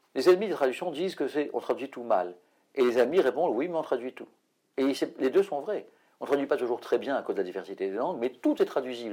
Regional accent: France; chez nous en France

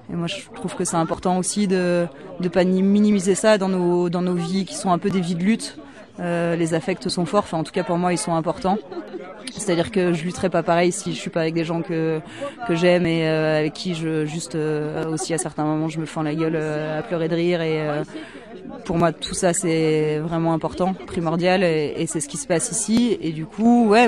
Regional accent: Grand Est, France; moi je suis originaire de Lorraine, donc forcément ça me, ça me touche un peu. Je suis, euh, je suis pas du tout de Meuse, je suis de Meurthe-et-Moselle

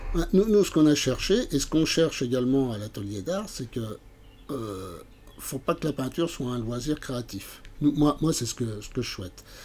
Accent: Montceau-les-Mines, Bourgogne-Franche-Comté, France; je suis originaire de, de Montsolémine

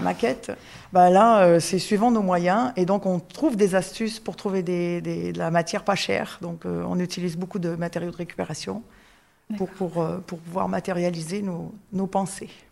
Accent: Canada; moved away as an adult; now in France; je suis canadienne

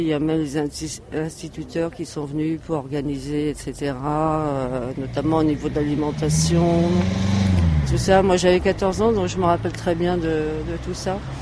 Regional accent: Aubervilliers, Île-de-France, France; ça me fait plaisir de parler d'Aubervilliers. J'y tiens beaucoup. C'est ma racine, c'est mon bled.

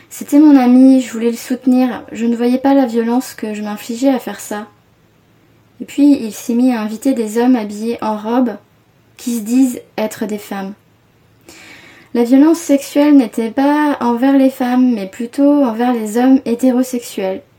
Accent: Paris, Île-de-France, France; j'ai 29 ans et je suis parisienne.

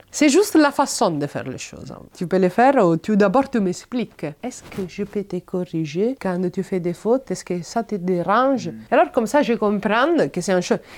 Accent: Italy; French is a second language; now in France; Et il m'a dit, tu viens d'où Et moi, j'ai dit, Italie.

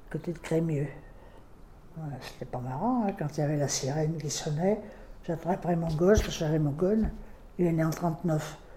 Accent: Lyon, Auvergne-Rhône-Alpes, France; born there; Je suis né à Lyon, et quand on s'est marié, ben, on a d'abord été à axe parce qu'il ne trouvait pas de boulot

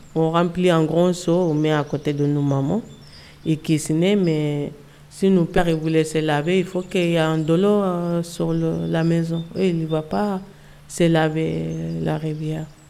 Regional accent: Velingara, Kolda, Senegal; French is a second language; now in France; Je viens de Sénégal. Euh, mon village s'appelle Velingara.

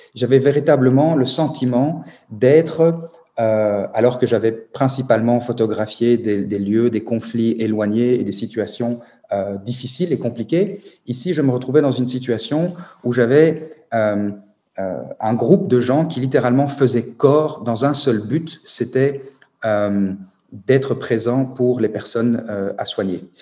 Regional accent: Belgium; chez moi, en Belgique.

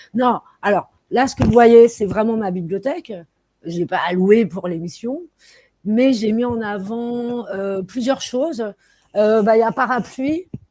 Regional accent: Paris, Île-de-France, France; Je suis parisienne mais pas parisianiste

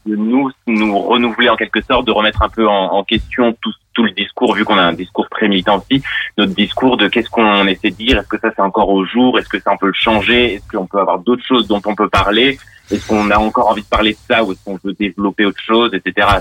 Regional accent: Grenoble, Auvergne-Rhône-Alpes, France; now in Lyon, France; je viens aussi de Grenoble. On vient tous les deux des mêmes villes.

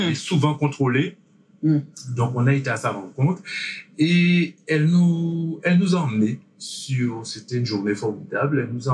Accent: French Antilles, France; que le 1er novembre chez nous aux Antilles, c'est le jour où tout le monde va au cimetière déposer une bougie pour leur disparu.

